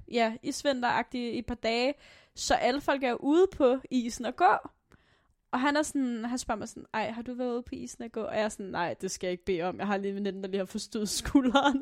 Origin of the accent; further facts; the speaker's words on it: Aalborg, North Denmark Region, Denmark; jeg er fra Aalborg Øst